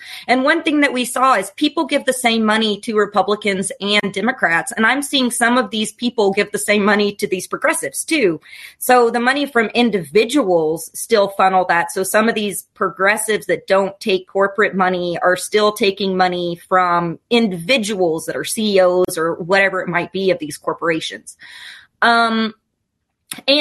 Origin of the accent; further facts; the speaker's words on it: Kentucky, United States; I'm from Kentucky. People here are pretty damn progressive